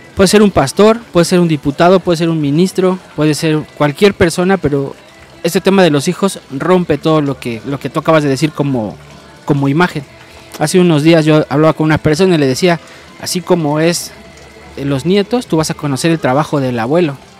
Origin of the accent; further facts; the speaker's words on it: Mexico; como mexicanos